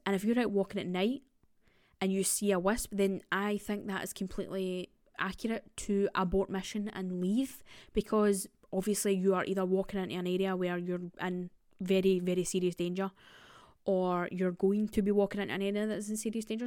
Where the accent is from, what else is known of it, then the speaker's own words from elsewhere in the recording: Scotland, United Kingdom; I am Scottish, and I have heard a lot of these stories through my grandparents and family